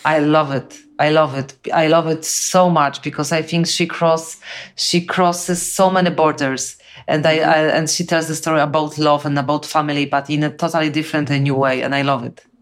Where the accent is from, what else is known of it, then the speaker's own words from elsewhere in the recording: Poland; English is a second language; I'm from Poland. We are very close to the war